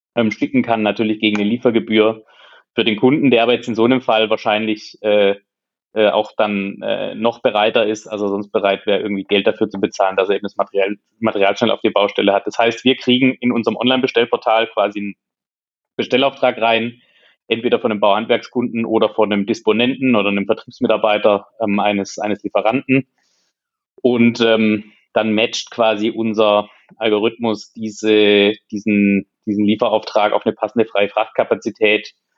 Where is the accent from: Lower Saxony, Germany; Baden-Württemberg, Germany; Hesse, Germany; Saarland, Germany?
Baden-Württemberg, Germany; Hohenlohe; moved away as an adult; ich komme aus der Region ähm, Hohenlohe